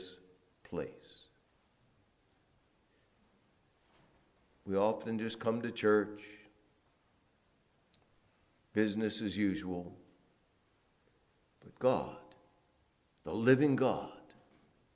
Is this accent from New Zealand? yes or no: no; New Orleans, Louisiana, United States; accent: Southern; now in New Jersey, United States; I'm from New Orleans.